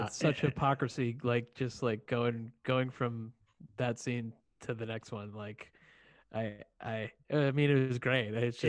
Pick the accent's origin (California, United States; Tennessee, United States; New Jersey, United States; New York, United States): New York, United States; New York City; I was born in Staten Island. A lot of my family's from Staten Island.